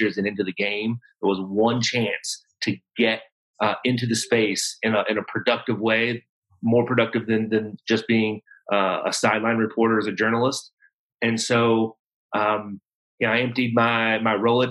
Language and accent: English; hometown of the Cornbread Mafia, Kentucky, United States; my hometown